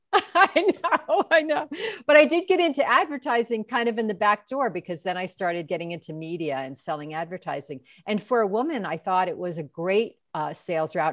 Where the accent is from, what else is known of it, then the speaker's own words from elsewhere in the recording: New York, United States; moved away; I'm from New York originally